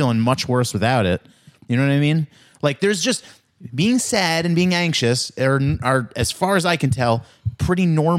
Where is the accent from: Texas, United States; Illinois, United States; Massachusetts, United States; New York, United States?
New York, United States; Queens; So where I grew up near Hillside, Queens, has become a very Indian neighborhood.